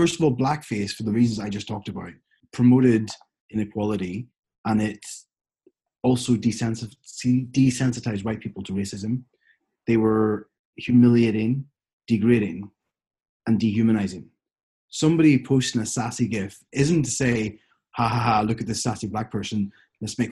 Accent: Ireland

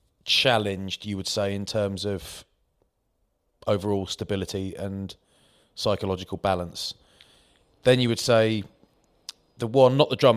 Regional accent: Maidstone, South East England, United Kingdom; I'm from Maidstone, Kent, mate.

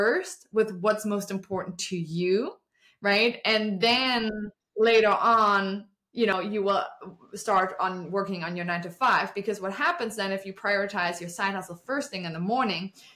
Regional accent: Germany; English is a second language; moved away as an adult; now in Austin, United States; I'm originally from Germany, I moved to the States 7 years ago.

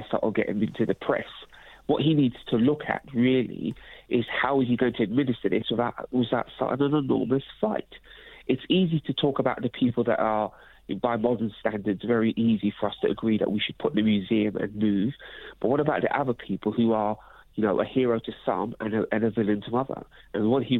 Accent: London, United Kingdom; I am a young black man born and raised in London

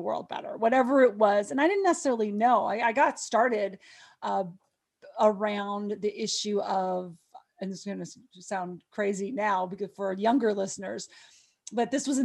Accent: Montana, United States; I was growing up in Montana.

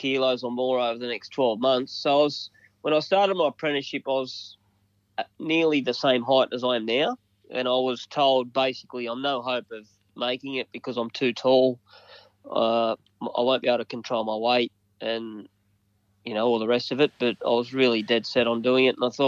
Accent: Dunedoo, New South Wales, Australia; I grew up in Dunny Doo on a farm.

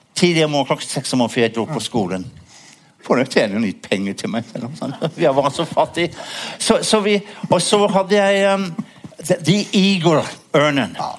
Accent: Worcester, West Midlands, United Kingdom; Norwegian is a second language; now in Norway; var hjemme i Worcester, i min hjemby

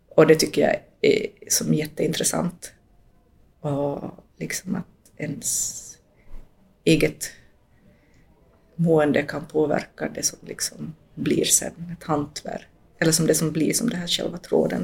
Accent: Finland; also born or lived in Latin America (born) / Jakobstad region, Ostrobothnia; jag som finlandssvensk

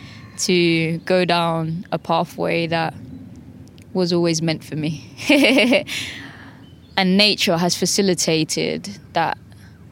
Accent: London, United Kingdom; Growing up in Southeast London

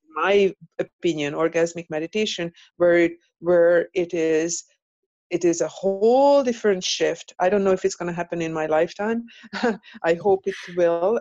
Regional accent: Hungary; moved away; I am from Europe so, mm. and from Hungary

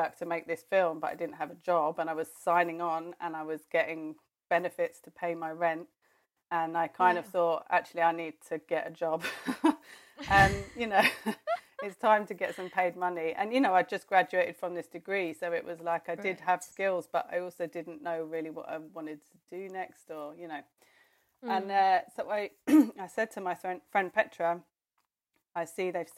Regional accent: London, United Kingdom; I grew up in London. That's my home. I'm born and bred Londoner

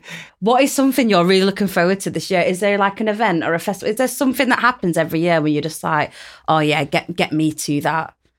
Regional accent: United Kingdom; a British born Yemeni woman

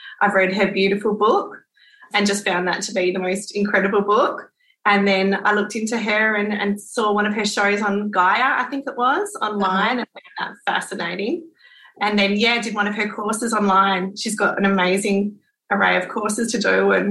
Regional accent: Western Australia, Australia; also born or lived in Perth / British Columbia, Canada; I grew up inland on a farm, like in a beautiful farm. But then I have lived down south. We call it down in Australind, which is a little coastal town south of Perth. And then I moved to Perth and have lived here most of my life

